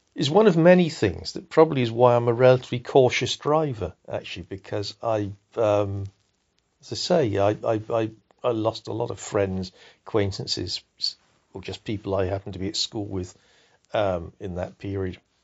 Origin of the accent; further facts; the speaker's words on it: Salisbury, South West England, United Kingdom; I grew up in Salisbury, which is a provincial town in a rural area.